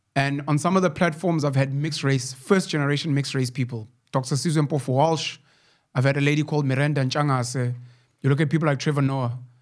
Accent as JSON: {"language": "English", "town": "Newcastle", "region": "KwaZulu-Natal", "country": "South Africa", "tie": "born or raised there", "said": "my hometown in Newcastle"}